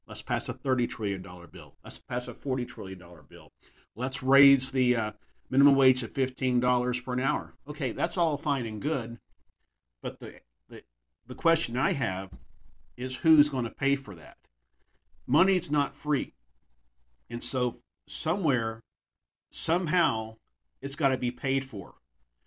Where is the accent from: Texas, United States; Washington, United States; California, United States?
Texas, United States; my home state of Texas